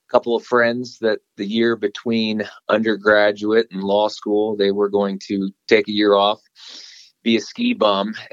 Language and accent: English; Columbus, Ohio, United States; moved away as an adult; also born or lived in Bloomington, Indiana; now in Colorado, United States; I grew up in Columbus, Ohio